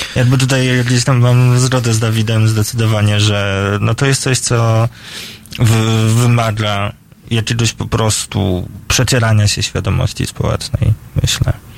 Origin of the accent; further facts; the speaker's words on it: Poland; now in Warsaw, Poland; jestem ze wsi dosyć niedużej, z takiego podgranicza Mazowsza i Lubelsztyzny